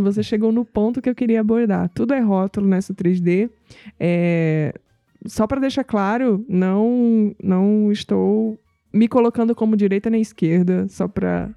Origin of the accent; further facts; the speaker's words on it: Northeast Region, Brazil; moved away; eu vim do Nordeste é, e eu entendo bem como é a vida no Nordeste